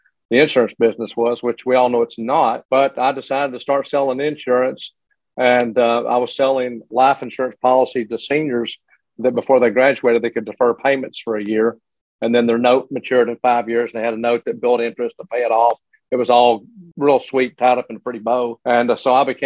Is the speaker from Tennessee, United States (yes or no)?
yes; Morristown, Tennessee, United States; I grew up in Morristown, Tennessee, well, a little little community outside of Morristown